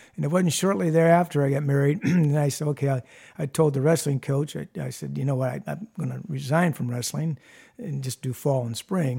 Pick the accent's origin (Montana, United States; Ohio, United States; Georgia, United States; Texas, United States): Ohio, United States; Toledo; also born or lived in Perrysburg, Ohio; I grew up in Toledo